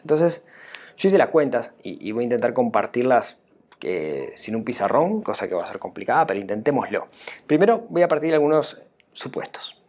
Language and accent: Spanish; Uruguay; acá en Uruguay? Digamos, ¿Cómo nos afectaría a nosotros los uruguayos?